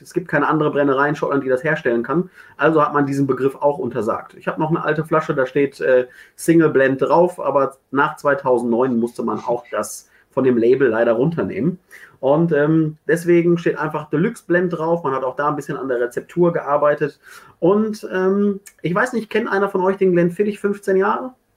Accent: Ruhr area, North Rhine-Westphalia, Germany; ich komme aus dem Ruhrgebiet

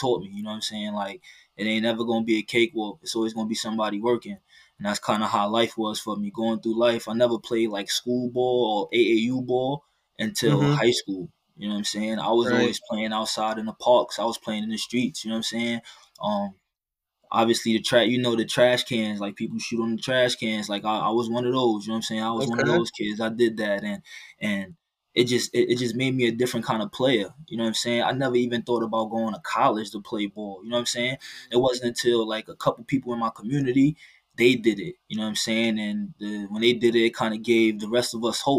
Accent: New York City, New York, United States; moved away as an adult; also born or lived in Maryland; now in Iowa, United States; I was born and raised in the Bronx, New York

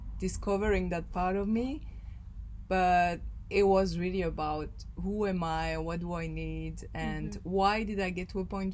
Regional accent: Belgium; I grew up in Belgium

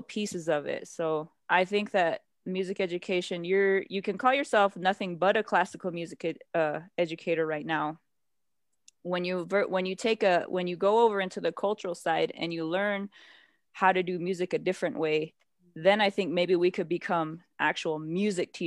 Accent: United States; I did grow up on a reservation

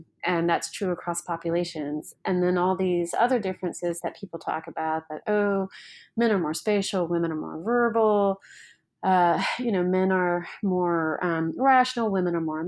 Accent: the South, United States; Even within the U.S., I'm from the South, the Midwest, these tend to be more interdependent regions than the coast

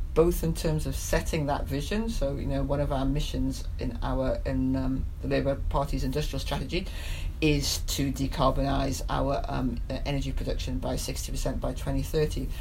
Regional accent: Newcastle upon Tyne, North East England, United Kingdom; I speak as a as a Geordie

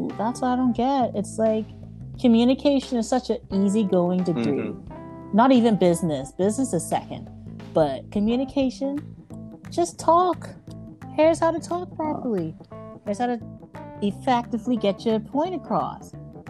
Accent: Bahamas; accent: mixture of American and Bahamian; I have a mixture, because I'm from the Bahamas, so it's like, I have a mixture of American and Bahamian.

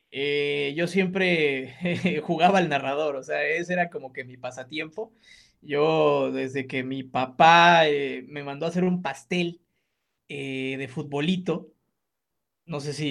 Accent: Guadalajara, Jalisco, Mexico; En, Guadalajara, sí, ah, pues, Guadalajara. Ah, bueno, somos pues, de Guadalajara.

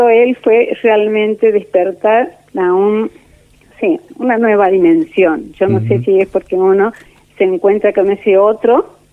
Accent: Córdoba, Argentina; born there; Yo nací en Córdoba

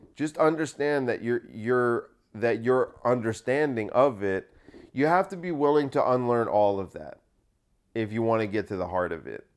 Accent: United States; I'm only, like, the third generation that's been here

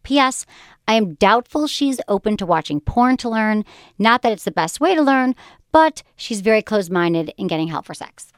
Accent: Michigan, United States; moved away; also born or lived in California; I was, like, a nice girl from Michigan.

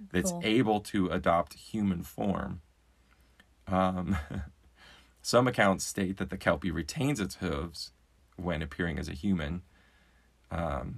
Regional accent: Washington, United States; growing up in Washington

